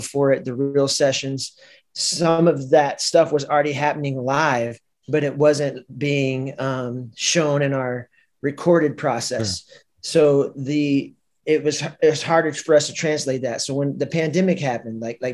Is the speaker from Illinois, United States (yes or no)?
yes; Chicago, Illinois, United States; we are not from New Orleans, we're from Chicago